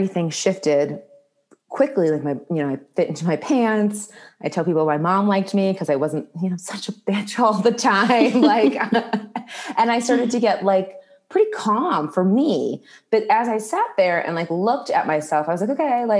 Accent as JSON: {"language": "English", "town": "Indianapolis", "region": "Indiana", "country": "United States", "tie": "born or raised there", "also_born_or_lived": "Washington, District of Columbia, United States", "moved": "as an adult", "said": "I moved back to my hometown of Indianapolis"}